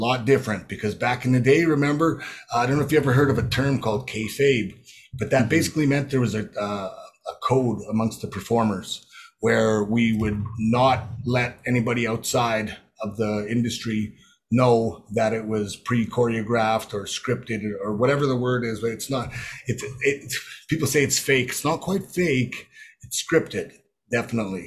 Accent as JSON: {"language": "English", "area": "Prince Albert, and Regina", "region": "Saskatchewan", "country": "Canada", "tie": "born or raised there", "said": "growing up in Prince Albert, Saskatoon, and Regina, just a Saskatchewan boy"}